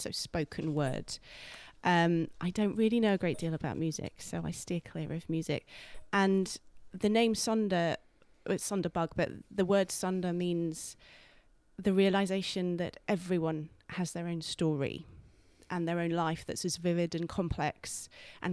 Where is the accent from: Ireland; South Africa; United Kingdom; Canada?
United Kingdom; Guildford, South East England; also born or lived in London; now in York, United Kingdom; I'm not from Yorkshire. I'm from Guildford. I was born in Guildford